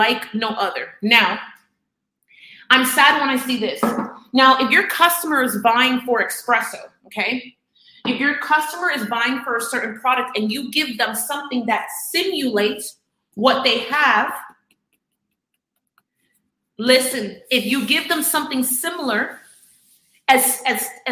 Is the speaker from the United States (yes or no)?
yes; Miami, Florida, United States; I'm from Miami